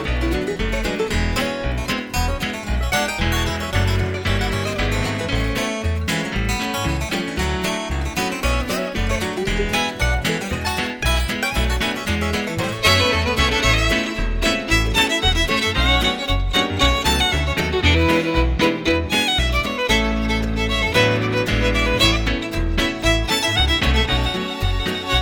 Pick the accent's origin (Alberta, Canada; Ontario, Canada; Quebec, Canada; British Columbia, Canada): Alberta, Canada; Edmonton; also born or lived in Morinville, Alberta; I was, I was born and raised in Edmonton till the age of 15.